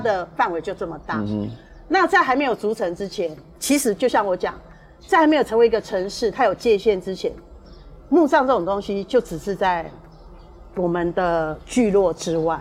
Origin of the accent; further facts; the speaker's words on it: Tainan City, Taiwan; 我们台南人